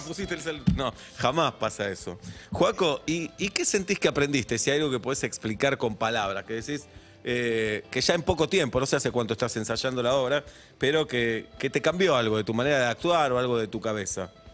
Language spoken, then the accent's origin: Spanish; José Mármol, Buenos Aires Province, Argentina; De, José Mármol